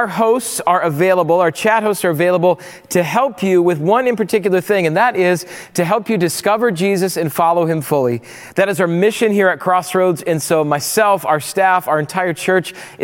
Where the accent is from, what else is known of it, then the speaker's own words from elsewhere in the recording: Rapid City, South Dakota, United States; moved away; I grew up in Rapid City, South Dakota